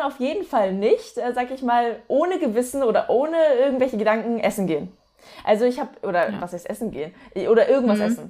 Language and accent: German; towards Hamburg, Lübeck, Northern Germany, Germany; now in near Stuttgart, Germany; ursprünglich aus dem Norden, aus äh, Richtung Hamburg, Lübeck.